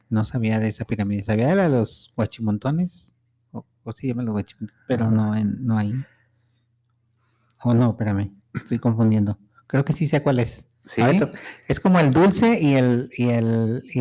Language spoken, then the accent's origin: Spanish; Guadalajara, Jalisco, Mexico; Es el más grande de todos, ahí es donde, de donde yo vengo